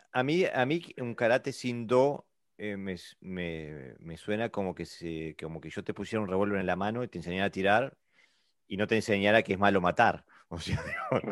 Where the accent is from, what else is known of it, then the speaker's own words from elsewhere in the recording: Uruguay; now in Denmark; yo vengo de Uruguay, eh, Sudamérica. Y vivo en Dinamarca